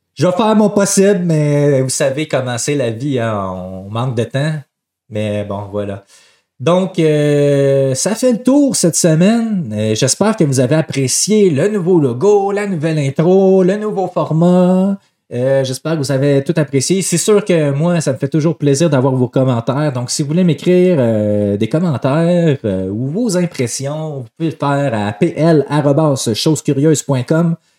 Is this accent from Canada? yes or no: yes; Quebec, Canada; on est des Québécois, Même si on est une minorité